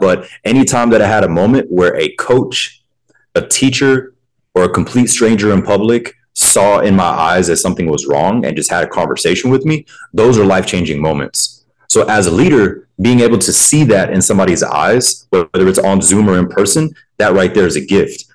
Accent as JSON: {"language": "English", "town": "Pensacola", "region": "Florida", "country": "United States", "tie": "born or raised there", "said": "I grew up in the South as well. I'm originally from Pensacola, Florida, which is in the Panhandle"}